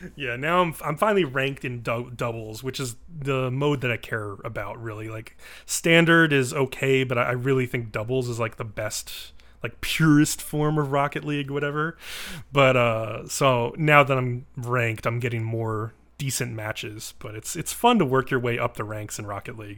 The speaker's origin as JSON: {"language": "English", "region": "East Coast", "country": "United States", "moved": "yes", "said": "I'm from the East Coast"}